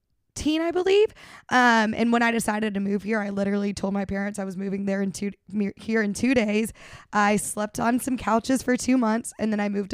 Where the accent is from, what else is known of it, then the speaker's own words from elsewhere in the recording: the South, United States; We're from the South. We love to like have Southern hospitality out here.